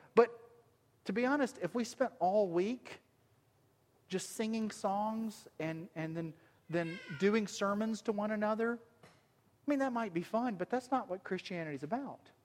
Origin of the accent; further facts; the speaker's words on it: Alabama, United States; accent: southern; moved away; I was born and raised in Alabama